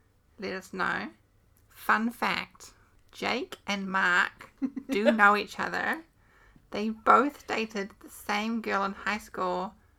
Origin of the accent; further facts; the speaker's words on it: New Zealand; accent: New Zealand; my New Zealand accent